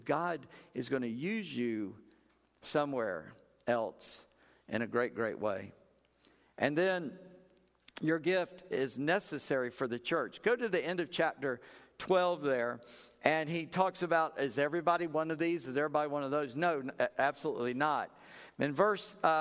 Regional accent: South Carolina, United States; I'm just a redneck from South Carolina

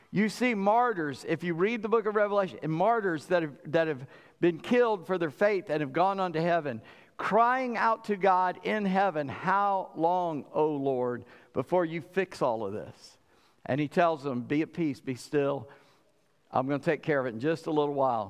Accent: Charleston, South Carolina, United States; moved away; also born or lived in Suffolk, Virginia; I grew up in Charleston.

